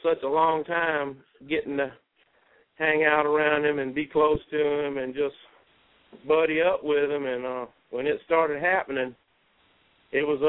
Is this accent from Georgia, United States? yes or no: no; St. Matthews, South Carolina, United States; also born or lived in Los Angeles; I'm born and bred right here in St. Matthews, South Carolina